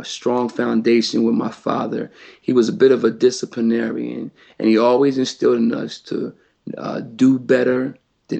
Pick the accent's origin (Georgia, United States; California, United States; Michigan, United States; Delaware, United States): Delaware, United States; Wilmington; I was born and raised in Wilmington, Delaware